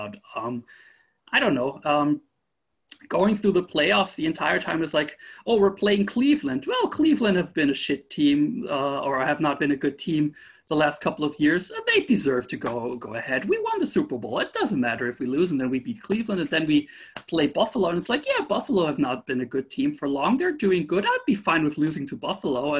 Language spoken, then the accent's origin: English; Horn, Lower Austria, Austria; born or raised there